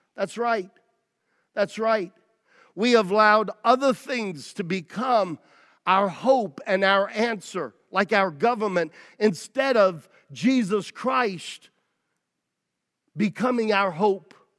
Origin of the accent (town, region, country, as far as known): United States